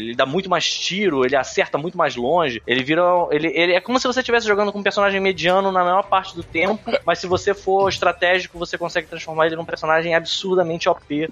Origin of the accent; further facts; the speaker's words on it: Brazil; eu sou brasileiro